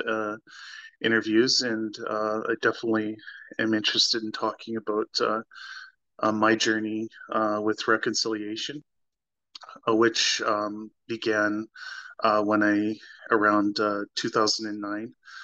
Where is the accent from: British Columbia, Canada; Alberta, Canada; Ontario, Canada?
Alberta, Canada; Calgary; I grew up in Alberta as well. I was born in Calgary